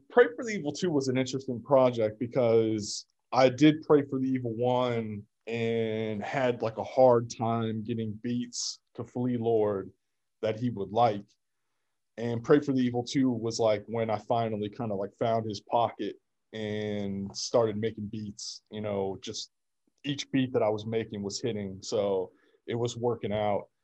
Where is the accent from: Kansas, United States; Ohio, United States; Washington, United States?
Kansas, United States; also born or lived in Russia / Detroit / Virginia; now in Boston, United States; No, I'm from Kansas.